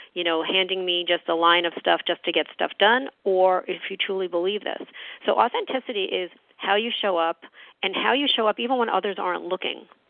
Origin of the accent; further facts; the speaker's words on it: New York, United States; moved away; I'm a New Yorker. I, you know, I'm originally from New York